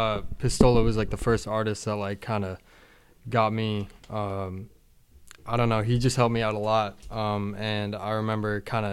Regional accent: Stoneham, Massachusetts, United States; also born or lived in Arizona / Florida; I grew up in Stoneham. I grew up in Arizona, then moved to Florida, then moved to Boston.

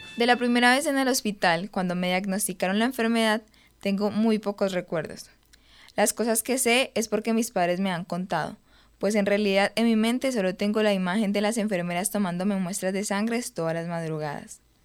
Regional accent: Pitalito, Huila, Colombia; now in Medellín, Colombia; actualmente vivo en Medellín pero soy de Pitalito, un municipio del Huila.

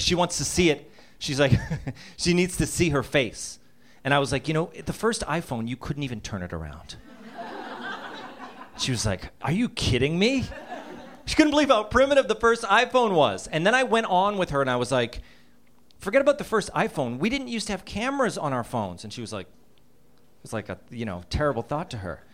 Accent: Boston, Massachusetts, United States; Growing up in Boston, Massachusetts. And the winters were endless there.

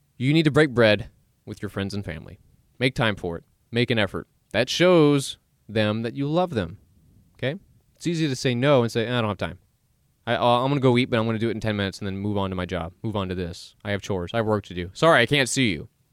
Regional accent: Dallas, Texas, United States; I was born in Dallas, born and raised, and I'm still here.

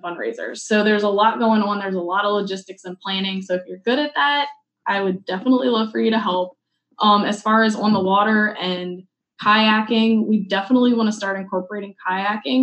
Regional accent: New Orleans, Louisiana, United States; I'm from New Orleans

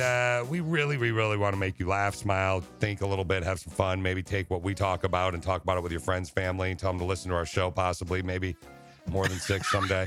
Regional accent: Okemos, Michigan, United States; I grew up in Okemos, right near Lansing

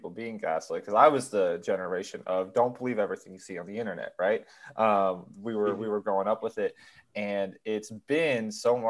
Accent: San Francisco, California, United States; I'm from San Francisco

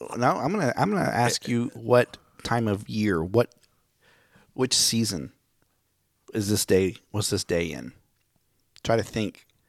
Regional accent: Miami, Oklahoma, United States; moved away; Miami, my hometown

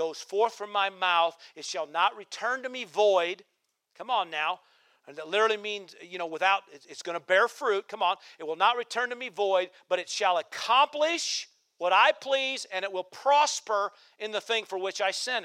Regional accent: Nebraska, United States; now in Central Oregon, United States; I grew up in Nebraska

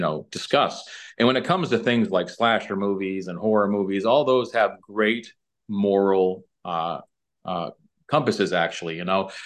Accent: New Hampshire–Massachusetts state line, New England, United States; now in Fountain Hills, Arizona, United States; originally from, uh, New England, uh, the New Hampshire, uh, Massachusetts, uh, state line pretty much

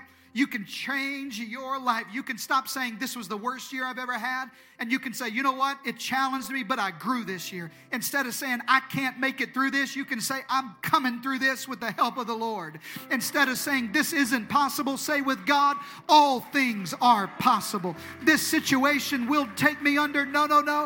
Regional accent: Eastern Arkansas, United States; I'm from Eastern Arkansas

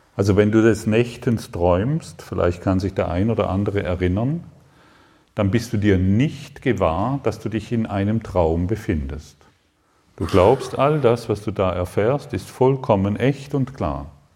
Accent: Allensbach, Baden-Württemberg, Germany; Aufgewachsen in Allensbach am Bodensee, fünf Kühe, zehn Schwe drei Schweine

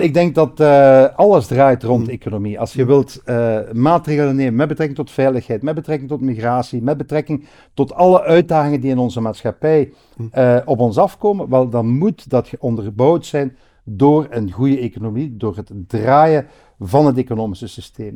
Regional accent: Hasselt, Flanders, Belgium; Ligt ook op een paar honderd meter, maar vandaar waar ik geboren ben

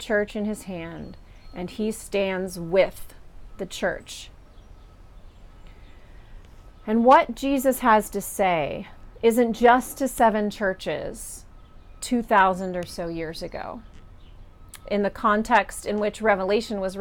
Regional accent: Kansas, United States; now in Pittsburgh, United States; we have a local equivalent of the word y'all, which is what I grew up with in Kansas

